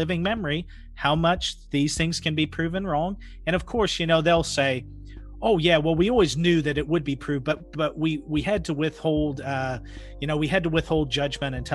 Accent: Pacific Northwest, United States; I grew up in the Pacific Northwest

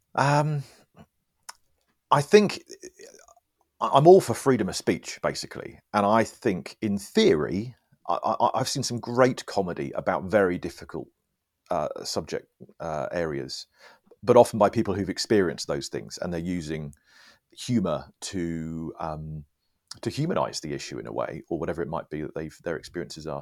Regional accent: United Kingdom; I'm British

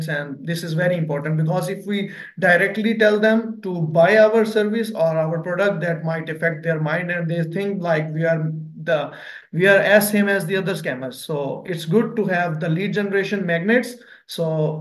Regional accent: Pakistan; I'm from Pakistan

